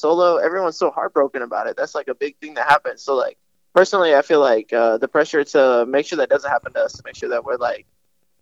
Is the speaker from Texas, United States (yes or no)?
yes; Round Rock, Texas, United States; also born or lived in Indianapolis, Indiana / Austin, Texas / Georgetown, Texas / San Marcos, Texas; I was born in Indianapolis, but I grew up in Round Rock. That's Texas area, like right outside of Austin